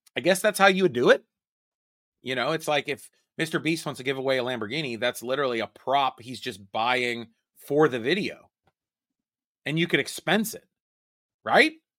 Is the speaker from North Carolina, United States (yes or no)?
no; Pittsburgh, Pennsylvania, United States; in my hometown